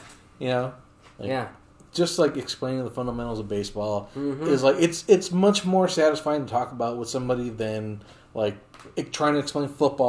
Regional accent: New Jersey, United States; now in Las Vegas, United States; I grew up in New Jersey.

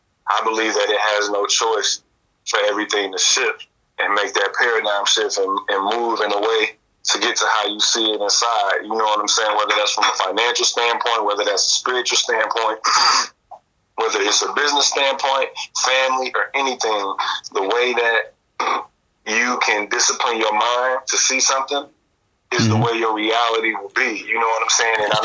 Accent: Detroit, Michigan, United States; moved away as an adult; also born or lived in Bowling Green, Ohio; now in Tokyo, Japan; I'm from Detroit, Michigan. My mother's from Chicago, but my grandparents ended up moving to Detroit when her and my aunt and uncle started high school and everything. And that's where I was born and raised

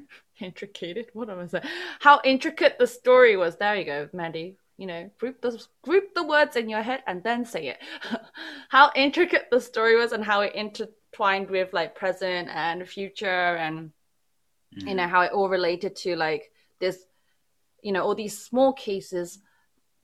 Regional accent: United Kingdom; I fail as a Brit

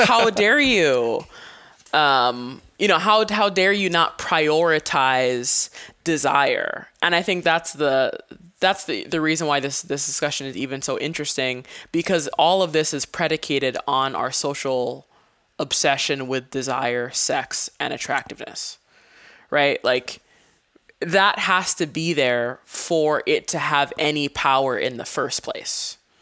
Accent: Hawaii, United States; moved away as an adult; having lived, um, on an island my whole life

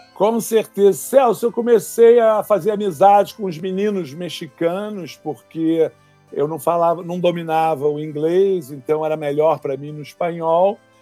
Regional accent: Rio de Janeiro, Brazil; also born or lived in California; Eu fui criado no Rio de Janeiro, no bairro do Flamengo

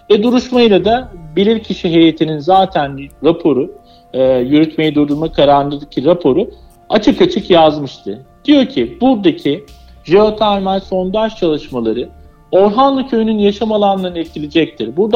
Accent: Anatolia, Turkey; Çünkü Anadolu e, bizlerin, bizler bu topraklarda büyümüşüz, yaşamışız ve korumak da bizim e, boynumuzun borcu demek istiyorum.

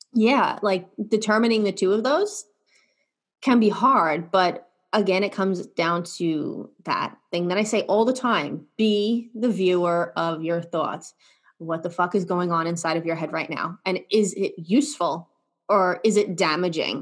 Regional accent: New York, United States; I'm from New York

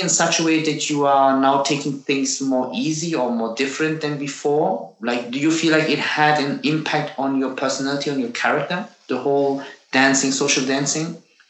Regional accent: Turkey; born there; Like, what I always miss, like, you know, I was born in Turkey.

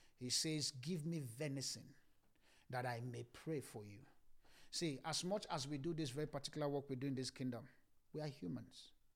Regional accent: Ibadan, Oyo, Nigeria; the place I grew up in Ibadan

